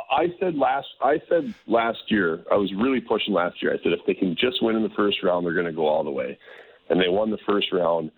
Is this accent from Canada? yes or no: yes; Calgary, Alberta, Canada; now in Minnesota, United States; I grew up in Calgary mostly